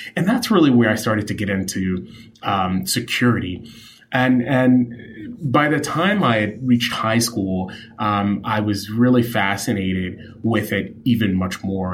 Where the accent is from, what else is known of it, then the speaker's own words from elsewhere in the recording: New York City, New York, United States; I grew up in New York City